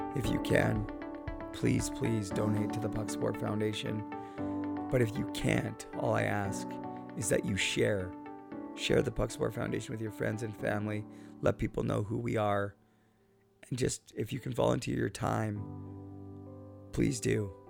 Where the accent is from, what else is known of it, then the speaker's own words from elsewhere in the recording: Port Coquitlam, British Columbia, Canada; Port Coquitlam, British Columbia, my hometown